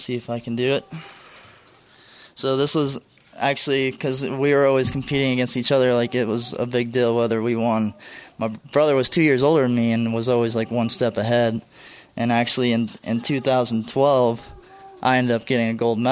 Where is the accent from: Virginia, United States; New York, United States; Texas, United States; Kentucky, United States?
Texas, United States; right north of Dallas; we grew up in Texas, a real close family